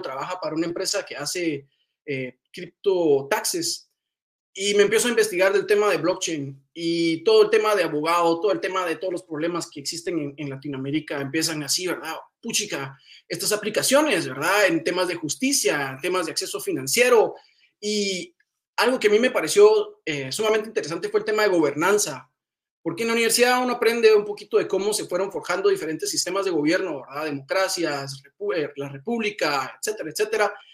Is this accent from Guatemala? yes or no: yes; Guatemala; Yo soy originario de Guatemala